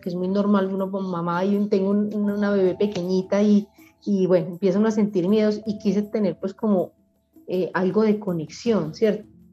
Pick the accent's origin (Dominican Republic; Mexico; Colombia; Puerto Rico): Colombia; Medellín, Antioquia; also born or lived in Bogotá; Nací en Bogotá y a los 5 o 6 años me trajeron para acá, para Medellín